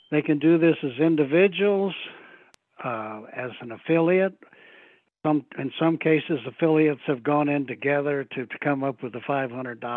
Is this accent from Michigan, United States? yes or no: yes; Kalamazoo, Michigan, United States; I'm originally from Michigan.